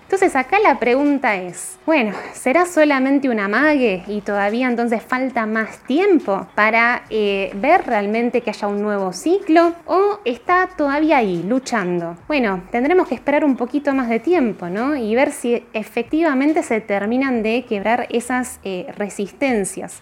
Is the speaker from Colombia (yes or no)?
no; Argentina; como argentinos